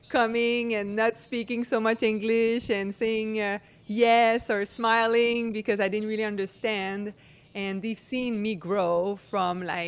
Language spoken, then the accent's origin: English; Quebec City, Quebec, Canada; English is a second language; moved away as an adult; now in California, United States; I grew up in Quebec City. Small little town, 600,000 people. Everybody speak French.